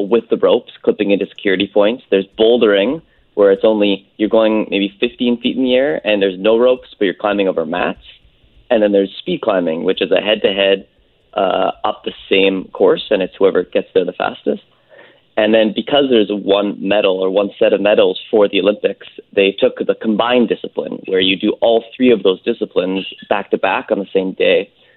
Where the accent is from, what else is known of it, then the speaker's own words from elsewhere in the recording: North Vancouver, British Columbia, Canada; I grew up on the North Shore in Lynn Valley.